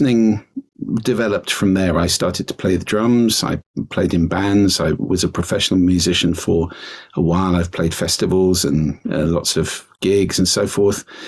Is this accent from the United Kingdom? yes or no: yes; London, United Kingdom; moved away as an adult; now in Orkney, United Kingdom; I'm originally from London, but I've been coming up here since I was 16